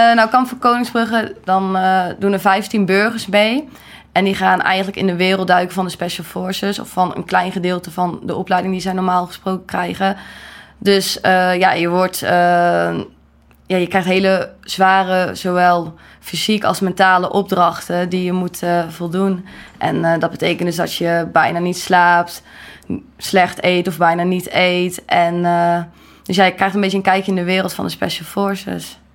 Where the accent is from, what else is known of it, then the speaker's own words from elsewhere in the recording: Gorinchem, South Holland, Netherlands; Ik ben geboren in Gorkum